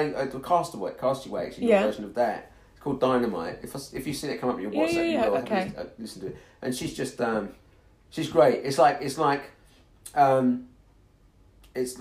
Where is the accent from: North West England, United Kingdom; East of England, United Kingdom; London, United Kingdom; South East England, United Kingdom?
East of England, United Kingdom; Hertfordshire; moved away; also born or lived in Edmonton; when I was growing up in Hertfordshire